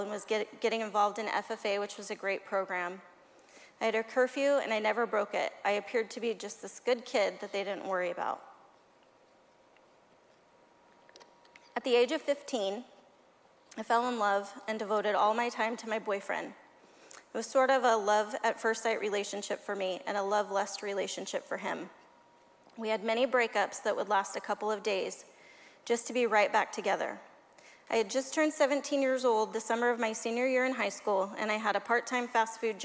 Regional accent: California, United States; also born or lived in Arkansas; We moved to California from Arkansas when I was 4 years old

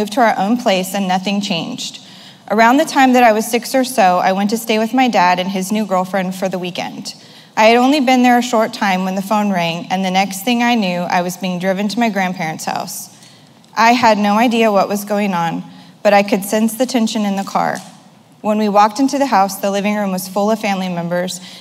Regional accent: Modesto, California, United States; I was born on Tuesday, September 20th, 1983 in Modesto, California

